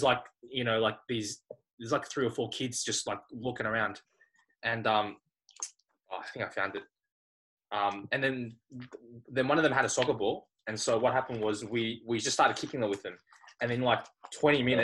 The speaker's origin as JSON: {"language": "English", "country": "Australia", "said": "I'm from Australia"}